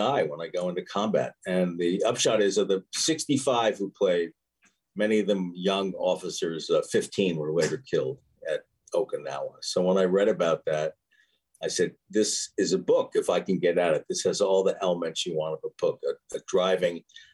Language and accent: English; New York, United States; moved away as an adult; also born or lived in Philadelphia, Pennsylvania; I grew up in New York, but I went to Penn at 18.